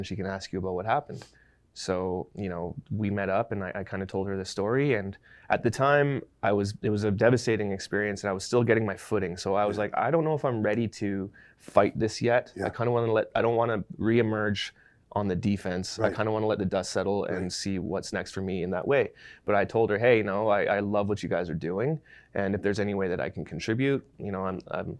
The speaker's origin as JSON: {"language": "English", "town": "Vancouver", "region": "British Columbia", "country": "Canada", "tie": "born or raised there", "said": "a kid from Vancouver who started making music in his grandma's basement"}